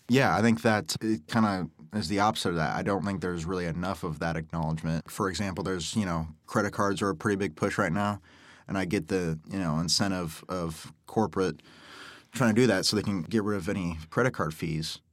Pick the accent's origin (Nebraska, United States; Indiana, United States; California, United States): Nebraska, United States; Omaha; born and raised in Omaha, work at Golf Galaxy with Cade here